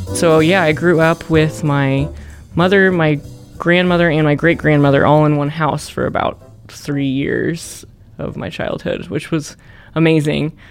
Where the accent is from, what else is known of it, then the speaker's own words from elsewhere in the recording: the Ozarks, United States; growing up in the Ozarks was cool